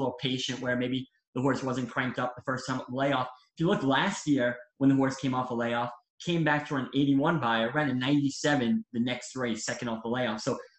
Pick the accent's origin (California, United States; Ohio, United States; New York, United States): New York, United States; I'm from New York and I follow New York racing closest.